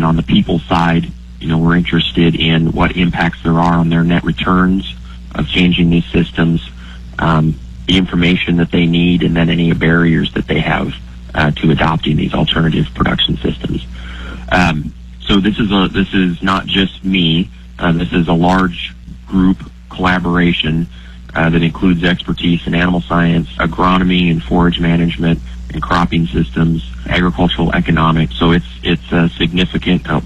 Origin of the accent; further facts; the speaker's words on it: North Dakota, United States; moved away as an adult; also born or lived in Texas; now in Nebraska, United States; I grew up in North Dakota